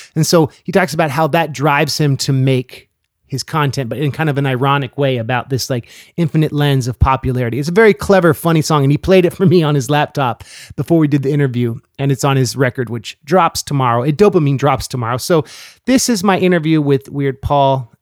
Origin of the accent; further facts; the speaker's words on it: California, United States; moved away; growing up in California